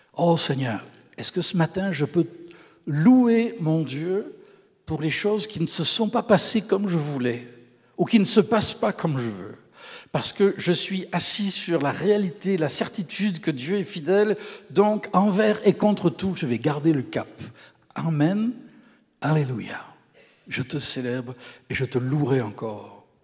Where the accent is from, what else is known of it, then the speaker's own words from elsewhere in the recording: Camargue, Provence-Alpes-Côte d'Azur, France; moved away as an adult; also born or lived in Quebec; now in Canada; C'est la région d'où je viens, dans le sud de la France.